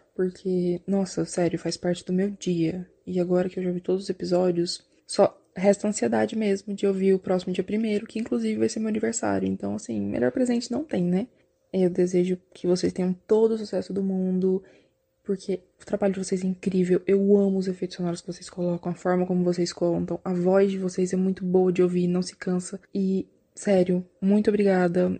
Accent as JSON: {"language": "Portuguese", "town": "Goiânia", "region": "Goiás", "country": "Brazil", "said": "eu sou de Goiânia"}